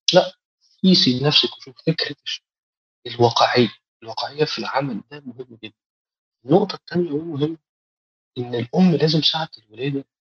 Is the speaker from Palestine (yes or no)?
no; Egypt; إحنا دكاترة مصريين